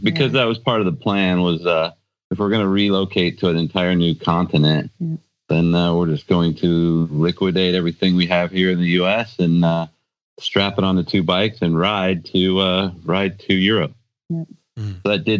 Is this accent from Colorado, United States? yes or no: yes; Colorado, United States; moved away as an adult; my home state of Colorado